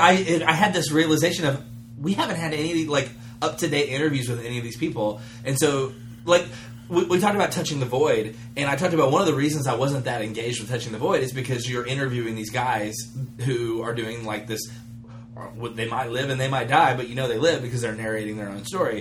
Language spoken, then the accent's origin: English; United States; as an American